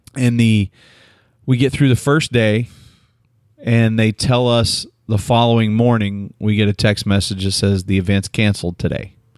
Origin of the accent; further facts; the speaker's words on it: Oklahoma, United States; moved away; also born or lived in San Antonio; I'm from Oklahoma. I grew up on Sonic.